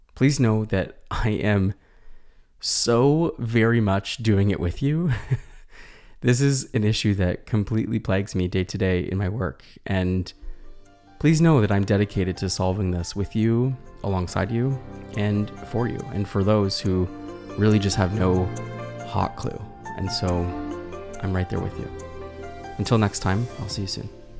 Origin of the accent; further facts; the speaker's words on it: Canada; as a Canadian clinician